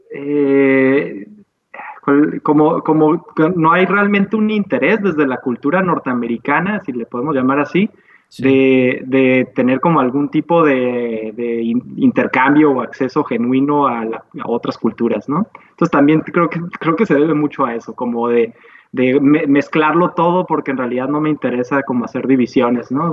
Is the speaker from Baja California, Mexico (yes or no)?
yes; Tijuana, Baja California, Mexico; nosotros como tijuanenses